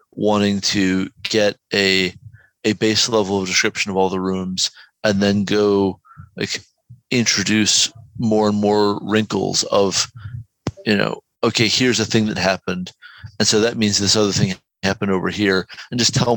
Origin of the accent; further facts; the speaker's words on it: Georgia, United States; I am literally from Georgia.